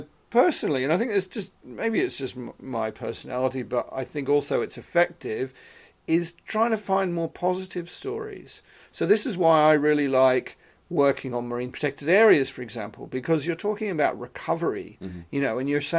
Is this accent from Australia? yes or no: yes; Australia; now in United Kingdom; I'm originally Australian, so I've been in the UK altogether about 20 years.